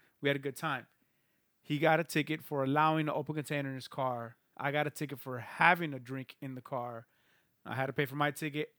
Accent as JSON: {"language": "English", "country": "Mexico", "tie": "born or raised there", "moved": "yes", "said": "I was born in Mexico"}